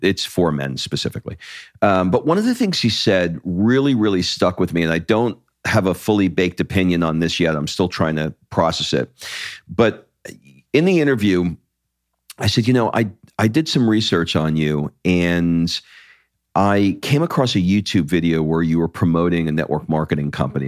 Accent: United States; also born or lived in California; the identity that I have as an American

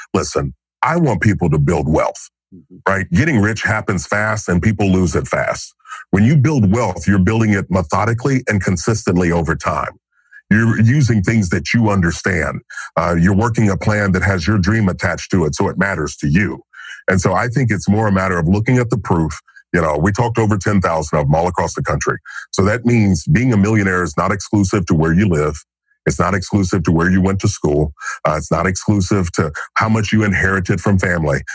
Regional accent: Kentucky, United States; now in Franklin, United States; growing up in Kentucky, sitting on the front porch

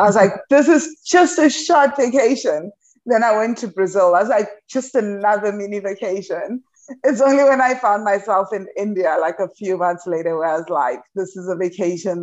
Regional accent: South Africa; moved away as an adult; now in Huatulco, Mexico; I am originally from South Africa

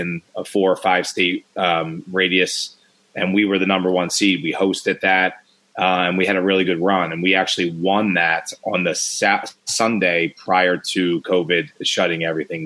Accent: Philadelphia, Pennsylvania, United States; I grew up in Philadelphia

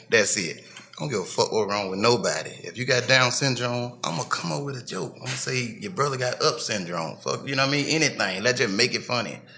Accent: Memphis, Tennessee, United States; also born or lived in Cleveland, Mississippi; I'm from Memphis. I was born in Mississippi.

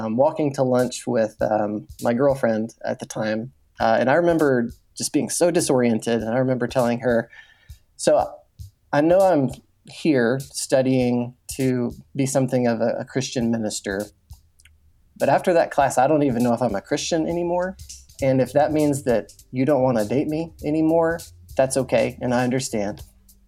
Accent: West Texas, United States; I grew up in Texas, out in West Texas, a small farming community

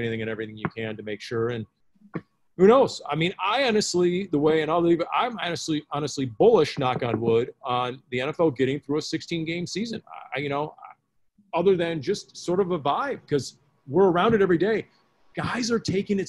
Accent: Silicon Valley, California, United States; moved away; I'm from the Silicon Valley.

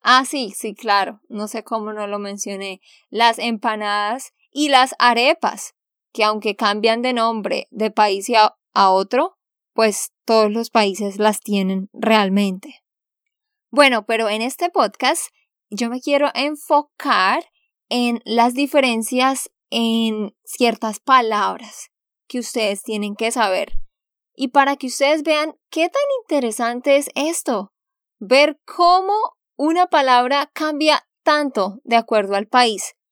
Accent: Santander, Colombia; de Santander, Colombia.

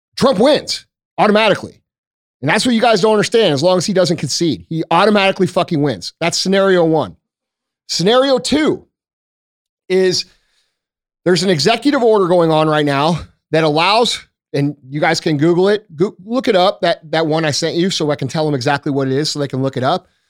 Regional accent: United States; I'm still American

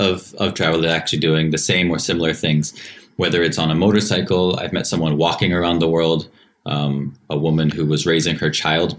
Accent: Seattle, Washington, United States; now in Tbilisi, Georgia; I'm from Seattle.

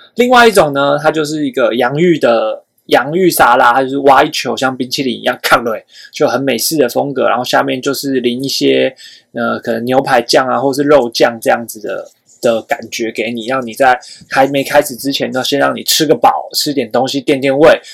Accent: Taiwan; 我们台湾人

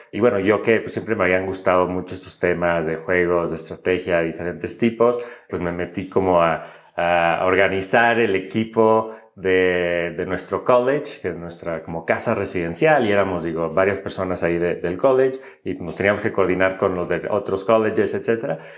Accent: Monterrey, Nuevo León, Mexico; moved away as an adult; yo nací y crecí en, en Monterrey

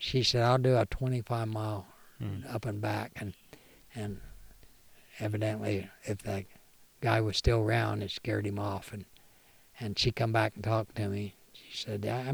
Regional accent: Missouri, United States; I'm from Missouri.

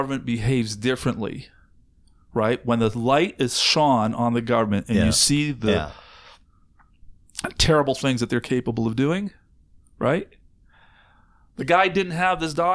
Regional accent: Canada; I, as a Canadian, live in this country

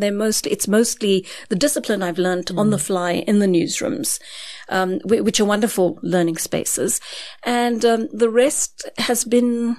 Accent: Durban, KwaZulu-Natal, South Africa; moved away as an adult; now in Johannesburg, South Africa; I came to Johannesburg from Durban as an 18-year-old

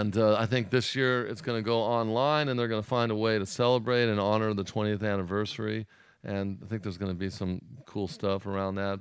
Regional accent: Orange County, California, United States; I grew up in Orange County

